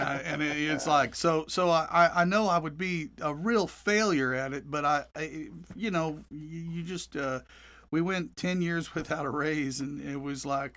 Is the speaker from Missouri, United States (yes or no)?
yes; Joplin, Missouri, United States; also born or lived in Nashville; now in Tulsa, United States; I'm from Joplin, but I lived in Tulsa in the uh, from '68 to '76. Moved back in '98.